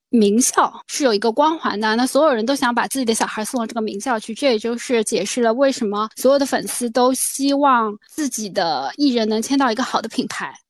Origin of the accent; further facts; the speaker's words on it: China; 但是我们中国人本质上特别喜欢做父母